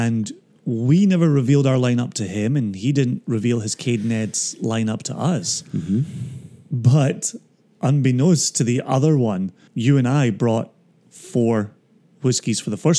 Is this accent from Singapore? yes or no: no; Scotland, United Kingdom; I'm only from Scotland and work in the whiskey industry.